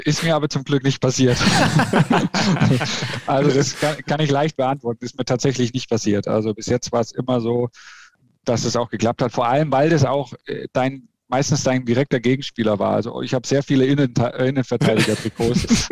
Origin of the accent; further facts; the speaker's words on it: Bamberg, Bavaria, Germany; moved away as an adult; also born or lived in Lichtenfels; now in Leverkusen, Germany; ich bin in Bamberg aufgewachsen